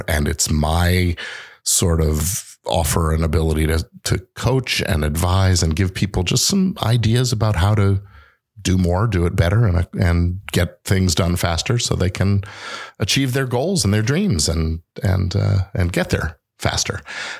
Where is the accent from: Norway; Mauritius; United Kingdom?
United Kingdom; England; born there; Because I was born in England, I've gone back there a few times.